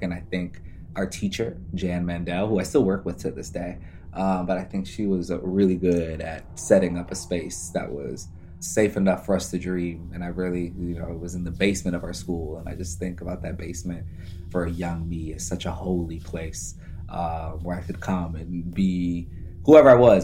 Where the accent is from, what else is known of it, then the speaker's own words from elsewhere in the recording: Midwest, United States; I'm from the Midwest and we're actually the middle of the country